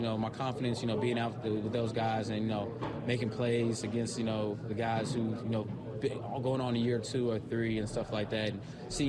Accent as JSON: {"language": "English", "town": "Cincinnati", "region": "Ohio", "country": "United States", "moved": "as an adult", "lives_now": "Green Bay, United States", "said": "I'm from Cincinnati"}